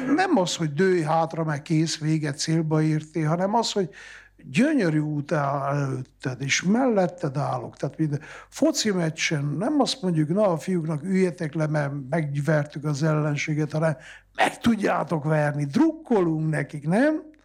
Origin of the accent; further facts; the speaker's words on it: Transylvania, Romania; ez az én szülőföldem, ezt adta ajándékba Isten